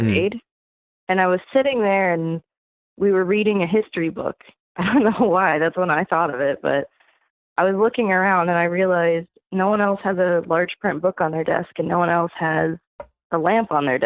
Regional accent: Fort Myers, Florida, United States; I'm from Fort Myers, Florida.

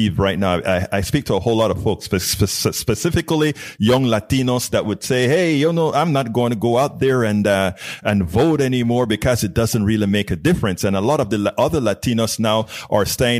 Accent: Panama; now in Houston, United States; I'm from Panama, originally Central America.

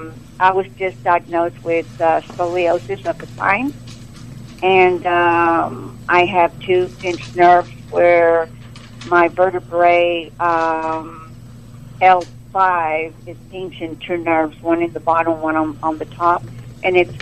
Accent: Oklahoma, United States; I am from Oklahoma

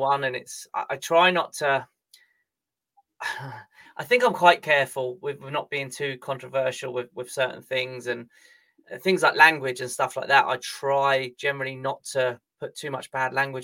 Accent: England, United Kingdom; I'm English

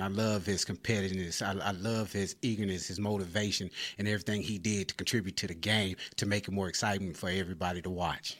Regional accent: Grand Prairie, Texas, United States; I'm actually from the Grand Prairie area.

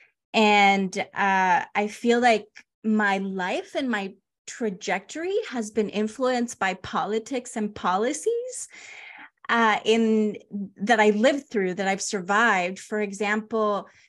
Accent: Los Angeles, California, United States; also born or lived in Honduras; I grew up in like Panorama City, San Fernando Valley, Van Nuys, North Hollywood area

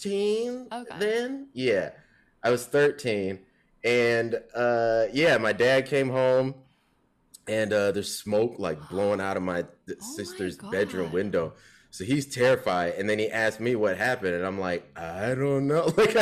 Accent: Chicago, Illinois, United States; also born or lived in South Holland / Memphis; So I was born in Chicago. We moved to South Holland, which is a Chicago suburb, when I was 7. And then, yeah, when I was 10, we moved to Memphis.

